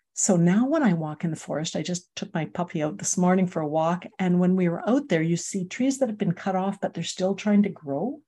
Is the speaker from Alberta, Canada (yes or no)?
yes; Calgary, Alberta, Canada; moved away as an adult; I'm from Calgary